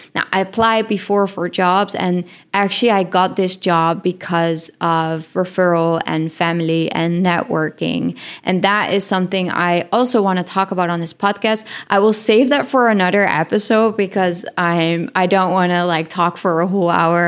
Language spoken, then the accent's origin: English; Netherlands; English is a second language; moved away as an adult; I come from the Netherlands